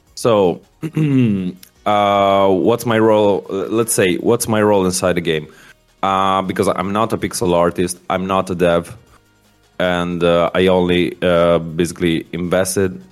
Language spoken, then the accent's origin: English; Milan, Lombardy, Italy; I'm from Italy, from Milan